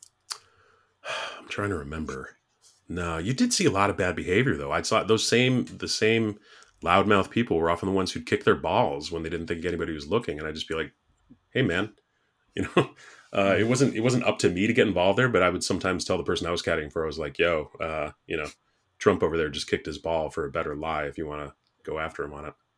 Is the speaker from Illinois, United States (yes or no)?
yes; Chicago, Illinois, United States; I was born in Wrigleyville, like, literally. It was a seven block walk to the, to the stadium.